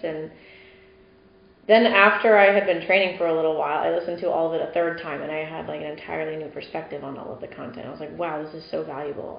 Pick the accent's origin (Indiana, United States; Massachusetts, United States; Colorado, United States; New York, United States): Indiana, United States; moved away; also born or lived in Texas; my hometown in Indiana